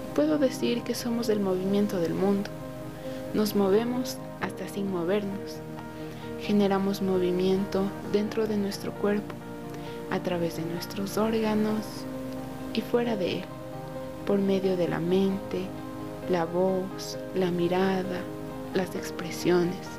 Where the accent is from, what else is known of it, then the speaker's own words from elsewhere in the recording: Tabacundo, Pichincha, Ecuador; Tengo 19 años y soy de Tabacundo